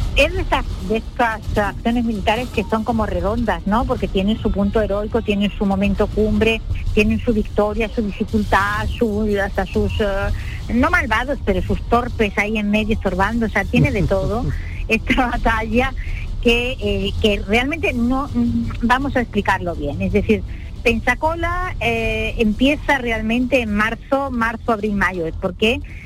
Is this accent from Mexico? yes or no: no; El Borge, Andalusia, Spain; soy del Borges